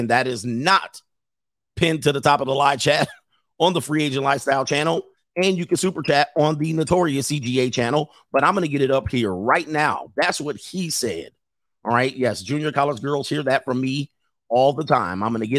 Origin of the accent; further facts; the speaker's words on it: Midwest, United States; And then when I was growing up in the Midwest, I was in poor areas.